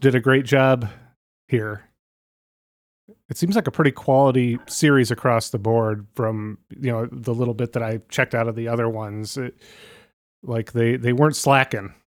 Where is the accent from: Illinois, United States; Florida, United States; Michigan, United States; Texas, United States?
Michigan, United States; Kalamazoo; I'm straight up Kalamazoo